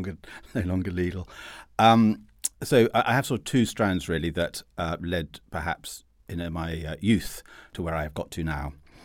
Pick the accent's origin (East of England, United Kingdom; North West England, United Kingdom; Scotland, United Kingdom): Scotland, United Kingdom; Perth; born there; I was born in Perth in Scotland, where I can assure listeners it is considerably colder than where Peter was toughened up in southern England.